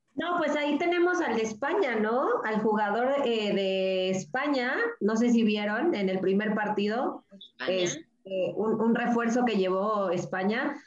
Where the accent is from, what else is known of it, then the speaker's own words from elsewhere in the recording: Mexico; now in Colombia; soy buena mexicana